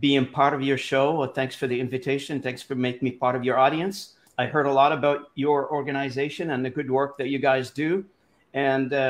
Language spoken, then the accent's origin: English; Lebanon; first language Arabic; English is a second language; moved away as an adult; also born or lived in Montreal, Canada; now in Canada; I was born and raised in Lebanon